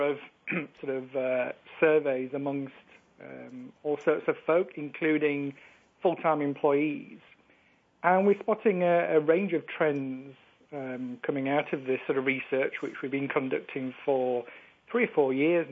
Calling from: Yorkshire and the Humber, United Kingdom; calling you from the UK in sunny Yorkshire in the north of England

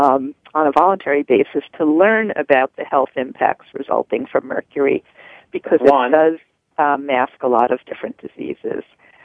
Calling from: Sharon, Massachusetts, United States; Sharon, Massachusetts.

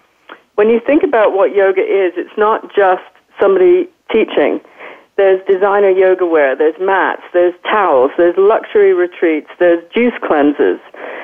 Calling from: London, United Kingdom; I'm calling from London today, London, UK.

